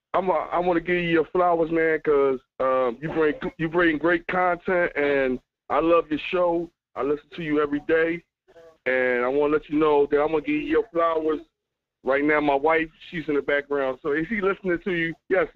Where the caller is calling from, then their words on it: King of Prussia, Pennsylvania, United States; I'm traveling in from King of Prussia.